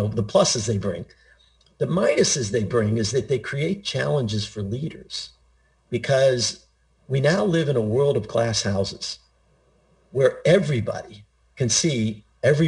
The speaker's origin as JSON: {"language": "English", "town": "Pittsburgh", "region": "Pennsylvania", "country": "United States", "tie": "born or raised there", "said": "I grew up in Pittsburgh, Pennsylvania, I was surrounded by people in the steel mills"}